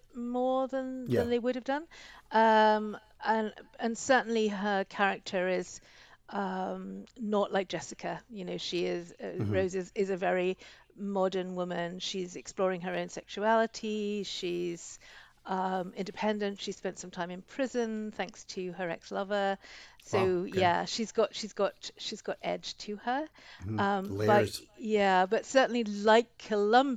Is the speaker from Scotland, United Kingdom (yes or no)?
yes; Scotland, United Kingdom; moved away; also born or lived in United States / Canada; lived in the States, lived in Canada, moved back to Scotland